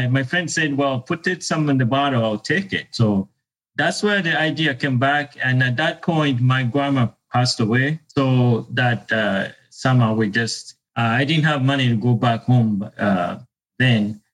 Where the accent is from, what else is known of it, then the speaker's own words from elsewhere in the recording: Uganda; moved away as an adult; I was born and raised in Uganda